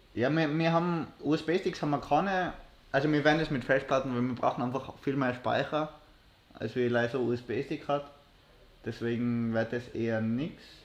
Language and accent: German; Innsbruck, Tyrol, Austria; mein Zuhause, wo ich aufgewachsen bin, ja. ist ein bisschen westlich vom, Steff, äh, vom, Östl. vom Innsbrucker Dom